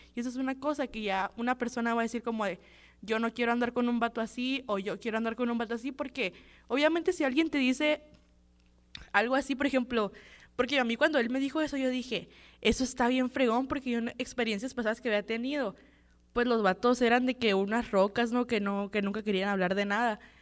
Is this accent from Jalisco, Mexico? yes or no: no; Guatabampo, Sonora, Mexico; yo también soy de que un pueblito bien chiquito, yo soy de Guatabampo